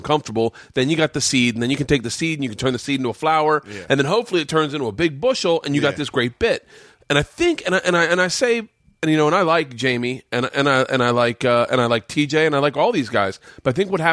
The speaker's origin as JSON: {"language": "English", "region": "Florida", "country": "United States", "tie": "born or raised there", "also_born_or_lived": "New York", "moved": "yes", "said": "I grew up in Florida"}